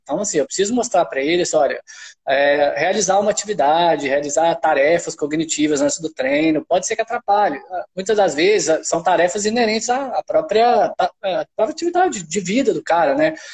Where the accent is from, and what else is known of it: Minas Gerais, Brazil; accent: mineiro; moved away as an adult; also born or lived in Pará; now in Belém, Brazil